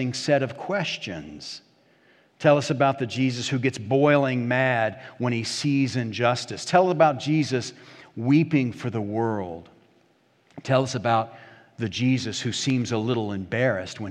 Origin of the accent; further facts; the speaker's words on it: Hampton, Virginia, United States; Community Presbyterian Church in Hampton, Virginia, my home church, my hometown